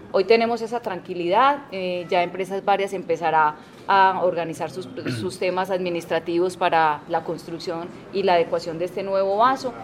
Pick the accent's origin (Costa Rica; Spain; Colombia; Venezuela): Colombia; Antioquia; nos da mucha tranquilidad como antioqueños